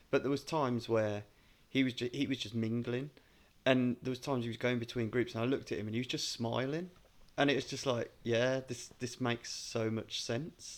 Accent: United Kingdom; a British fan

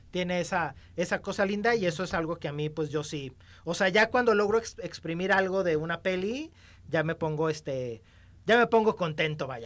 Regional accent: Mexico; somos los mexicanos

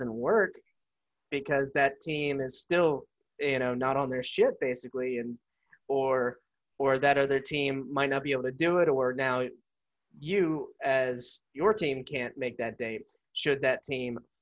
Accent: Pensacola, Florida, United States; now in Orlando, United States; We're both from Pensacola

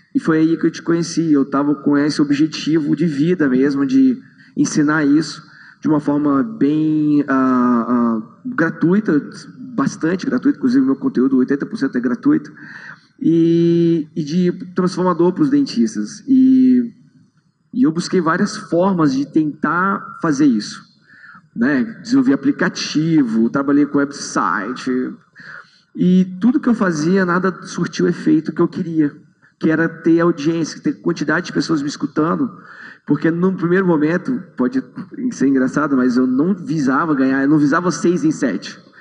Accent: Brasília, Federal District, Brazil; eu sou de Brasília

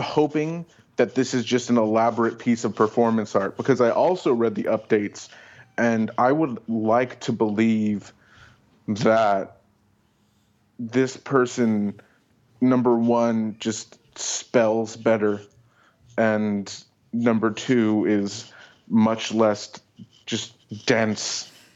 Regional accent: Oakland, California, United States; born or raised there

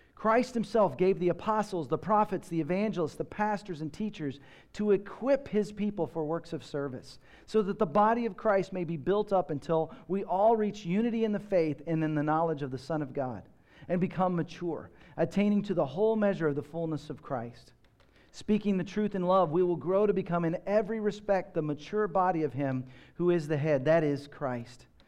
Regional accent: Texas, United States; I grew up in Texas

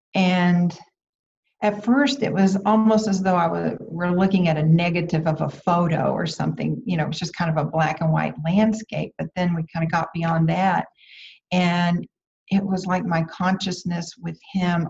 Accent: about 90 miles from Houston, Texas, United States; moved away; I had stayed in, in my hometown, which was about 90 miles from Houston

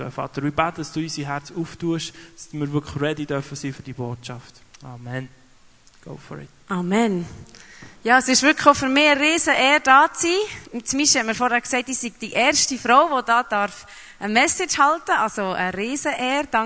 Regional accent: Papua New Guinea; also born or lived in Geneva; now in Switzerland; weil ich bin äh, mehrsprachig aufgewachsen in Neuguinea und habe drei Sprachen geredet, bin dahergekommen, habe in Genf die Ausbildung gemacht, habe Französisch geredet

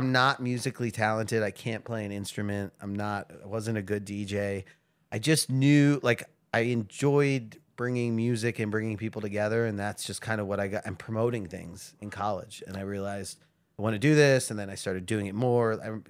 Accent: Philadelphia, Pennsylvania, United States; moved away as an adult; now in Baltimore, United States; I'm from Philadelphia.

